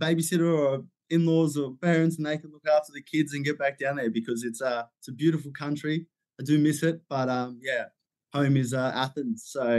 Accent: Sydney, New South Wales, Australia; I come from Sydney, Australia

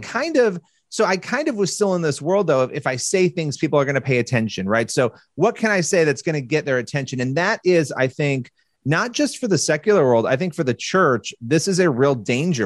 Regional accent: Rochester, New York, United States; I was born in Rochester, New York, which is not all that far from the Canadian border. I grew up going to Niagara Falls all the time.

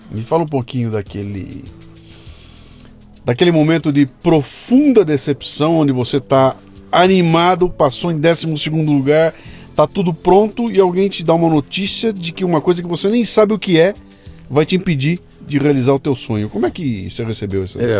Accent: São Paulo, Brazil; Eu nasci aqui em São Paulo.

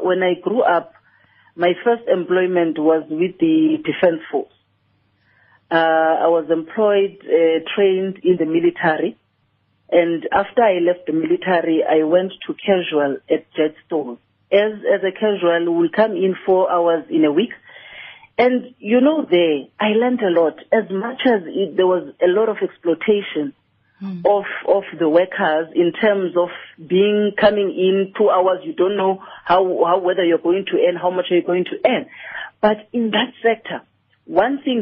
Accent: Eastern Cape, South Africa; I'm from the Eastern Cape

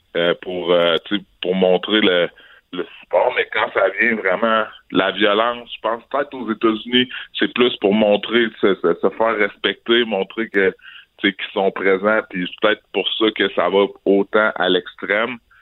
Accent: Quebec City, Quebec, Canada; je suis québécois, je suis né ici à Québec, j'ai grandi à Québec.

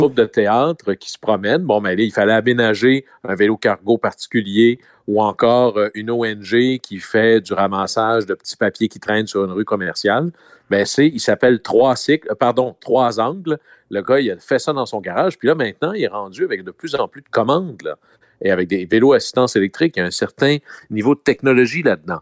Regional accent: Saguenay, Quebec, Canada; dans mon coin de pays Hmm? à Chicoutimi

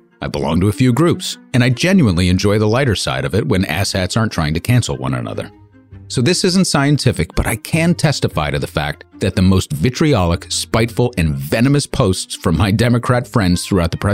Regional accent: New York, United States; As a New Yorker

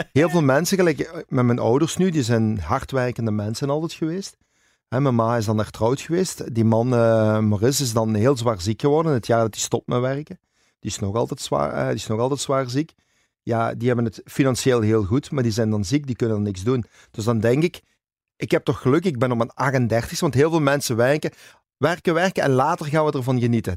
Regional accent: Zonhoven, Flanders, Belgium; also born or lived in Hasselt / Ibiza; ik heb eigenlijk heel mijn leven in Zonhoven gewoond. Ik ben een Zonhovenaar en hart en ziel. Ik ben eigenlijk geboren in Hasselt, maar dat is eh, vlak bij Zonhoven.

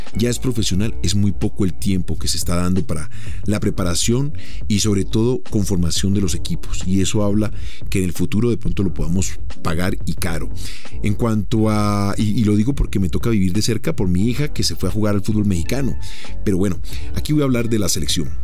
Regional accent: Colombia

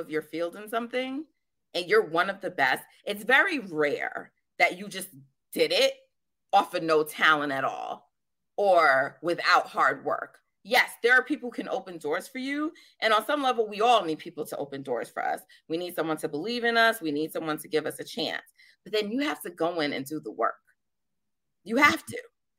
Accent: Jamaica; And I'm Jamaican, so I've worked like three jobs at a time.

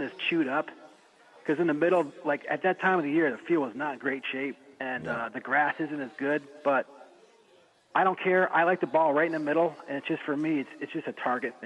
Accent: Avon, Connecticut, United States; I'm from Connecticut. I'm in Avon, Connecticut

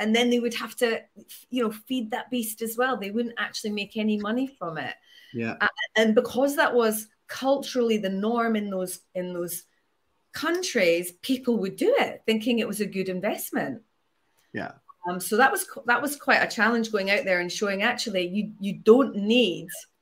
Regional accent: Edinburgh, Scotland, United Kingdom; growing up in Edinburgh

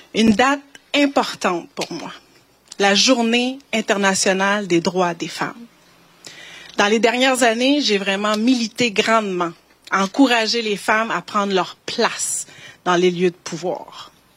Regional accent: Longueuil, Quebec, Canada; là où j'ai grandi

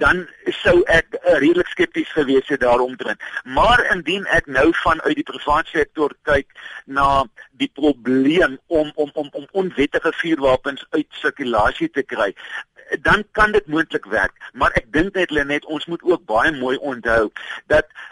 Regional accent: South Africa; ons as Suid-Afrikaners

